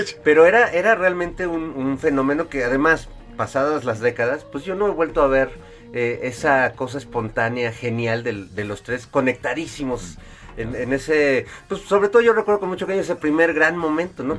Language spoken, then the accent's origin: Spanish; Mexico; músicos este mexicanos